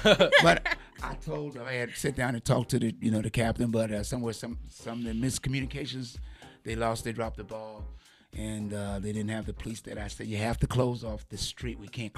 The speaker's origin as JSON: {"language": "English", "town": "Portsmouth", "region": "Virginia", "country": "United States", "said": "We are from Portsmouth"}